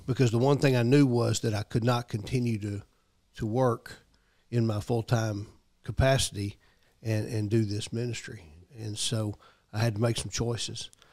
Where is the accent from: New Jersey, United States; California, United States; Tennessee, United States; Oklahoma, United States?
Tennessee, United States; Memphis; moved away as an adult; now in Murfreesboro, United States; I'm from Memphis originally, but I've been here in Murfreesboro for, gosh, a little over thirty years now